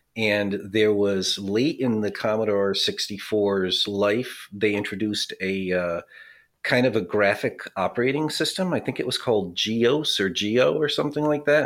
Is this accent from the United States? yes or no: yes; Providence, Rhode Island, United States; I grew up in Providence, Rhode Island